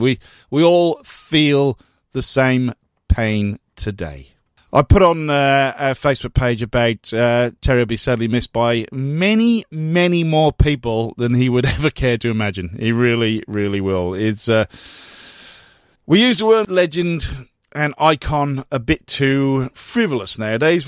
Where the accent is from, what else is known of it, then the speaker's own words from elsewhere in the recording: United Kingdom; now in Melbourne, Australia; Growing up in Britain during, well, basically Thatcher's reign